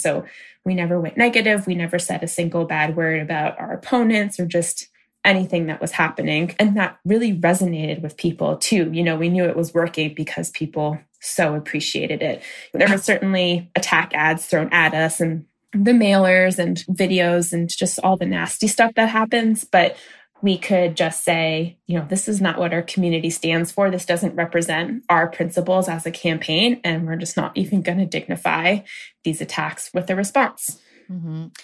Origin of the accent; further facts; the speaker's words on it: Maine, United States; I grew up in a small rural town in Maine, a town of about 1,600 people.